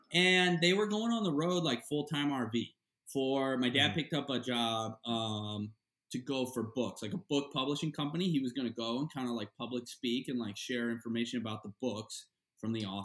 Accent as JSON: {"language": "English", "region": "Florida", "country": "United States", "tie": "born or raised there", "said": "growing up in Florida at the Sportsman Marina and Lodge"}